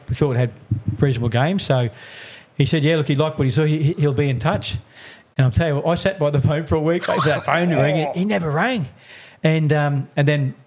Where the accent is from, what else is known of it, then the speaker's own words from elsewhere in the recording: Ipswich, Queensland, Australia; also born or lived in Rockhampton / Brisbane; We grew up in Ipswich, obviously born in Rockhampton, but we moved to Ipswich from when I was four, I think, and just loved rugby league, grew up in Ipswich.